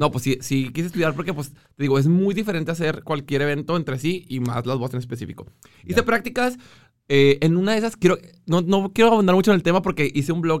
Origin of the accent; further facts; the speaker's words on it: Monclova, Coahuila, Mexico; now in Monterrey, Mexico; Monclova es mío, pero ahí nací.